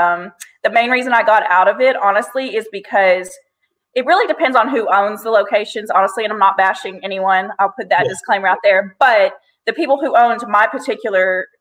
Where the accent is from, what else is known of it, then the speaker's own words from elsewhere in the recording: Arkansas, United States; also born or lived in Portland, Oregon / Missouri / Louisiana; I was born in Portland, Oregon. I was raised all over Arkansas. We moved like every 2 years